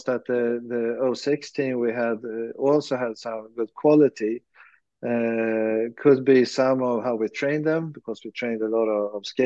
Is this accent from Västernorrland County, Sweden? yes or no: no; Lidingö, Stockholm County, Sweden; now in Saltsjöbaden, Sweden; I grew up in Lidingö. I played for Lidingö Hockey through J18